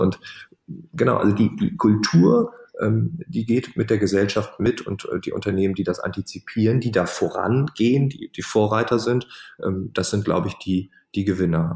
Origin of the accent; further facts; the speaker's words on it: East Frisia, Lower Saxony, Germany; ich bin Ostfriese